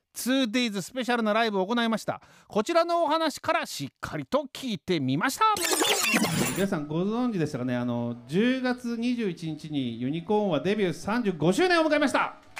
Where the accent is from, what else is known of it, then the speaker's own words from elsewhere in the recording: Hiroshima, Japan; 広島生まれ広島育ち